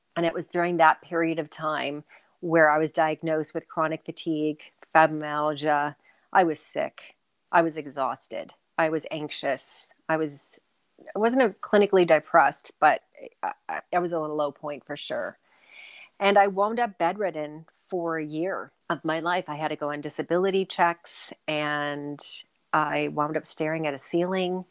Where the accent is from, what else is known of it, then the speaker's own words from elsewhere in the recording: Cleveland, Ohio, United States; moved away as an adult; also born or lived in New York City; now in Canada; I'm born and raised in Cleveland, Ohio